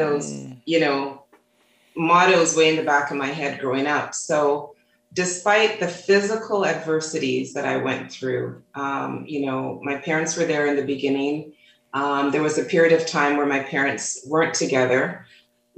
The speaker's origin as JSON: {"language": "English", "town": "Toronto", "region": "Ontario", "country": "Canada", "tie": "born or raised there", "said": "growing up in Toronto, Canada"}